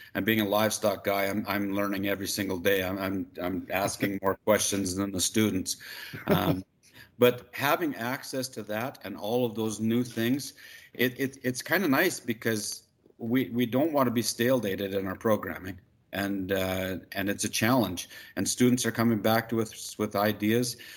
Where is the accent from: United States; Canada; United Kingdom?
Canada; Magrath, Alberta; also born or lived in Saskatoon, Saskatchewan; I'm from McGrath. I grew up on a ranch out here